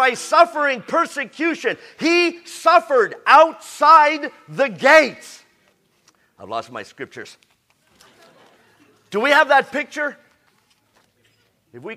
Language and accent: English; San Diego, California, United States; I'm from San Diego